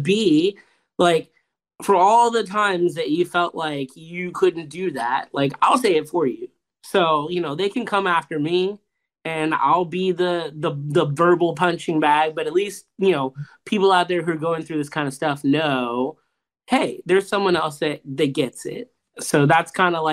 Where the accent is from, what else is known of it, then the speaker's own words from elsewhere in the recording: Tampa, Florida, United States; We're from Tampa Bay.